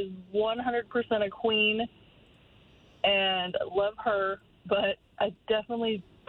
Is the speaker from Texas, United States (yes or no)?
yes; Texas, United States; I'm from Texas